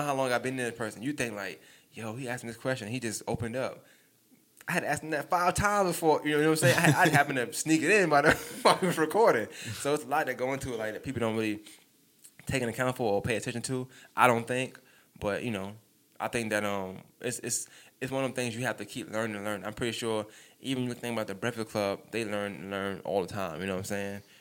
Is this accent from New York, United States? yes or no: yes; New York, United States; I'm from New York